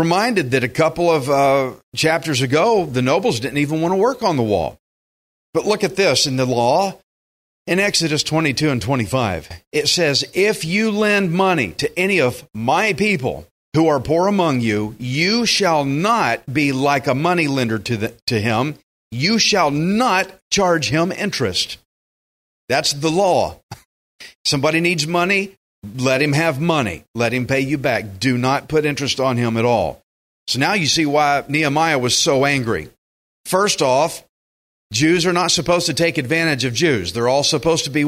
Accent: Texas, United States; I'm a Texan.

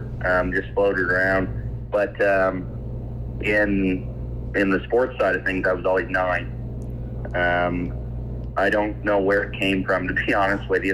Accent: Pugwash, Nova Scotia, Canada; I grew up right here in Pugwash. Born and raised. Never left.

